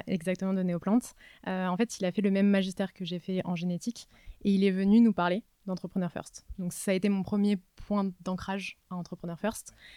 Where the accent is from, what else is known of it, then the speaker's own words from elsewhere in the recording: Var, Provence-Alpes-Côte d'Azur, France; moved away as an adult; also born or lived in Nice; now in Paris, France; moi je viens du sud de la France, du Var. donc je suis arrivée à Paris il y a six ans